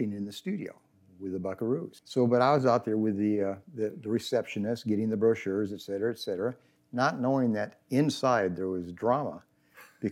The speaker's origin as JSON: {"language": "English", "town": "Fresno", "region": "California", "country": "United States", "tie": "born or raised there", "moved": "as an adult", "lives_now": "Bakersfield, United States", "said": "I was raised in Fresno"}